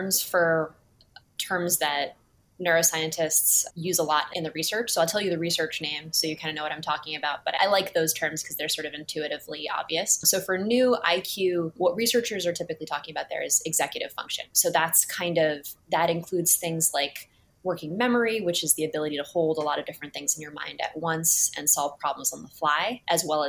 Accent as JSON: {"language": "English", "town": "Cambridge", "region": "Massachusetts", "country": "United States", "tie": "born or raised there", "said": "I grew up in Cambridge, but I went to a boarding school"}